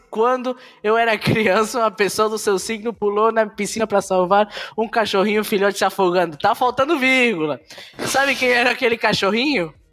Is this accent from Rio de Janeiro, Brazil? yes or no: yes; Rio de Janeiro, Brazil; Sou carioca e faço parte.